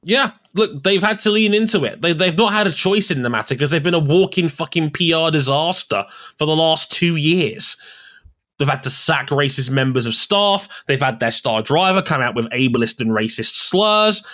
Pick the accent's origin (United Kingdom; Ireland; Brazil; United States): United Kingdom; we Brits